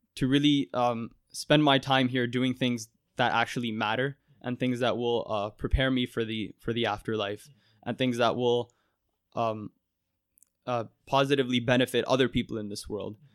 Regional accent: Mississauga, Ontario, Canada; growing up in Mississauga is, is the only world I've really known

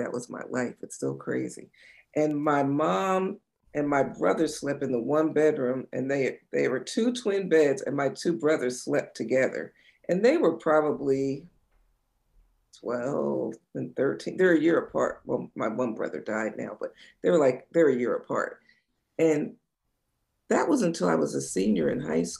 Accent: New Jersey shore, United States; I grew up in New Jersey on the shore

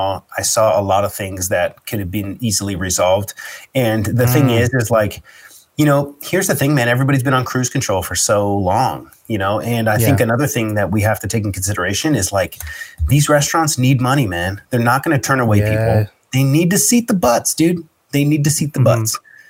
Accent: United States; I'm American, and I'm Christian background

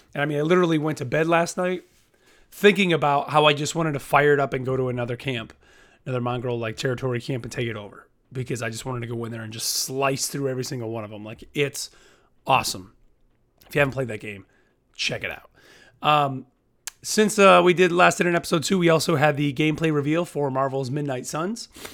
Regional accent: United States; as an American

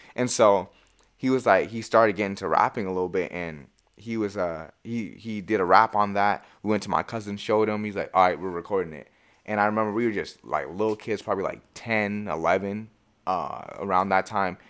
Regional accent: Marysville, Washington, United States; also born or lived in Everett, Washington; I come from Marysville

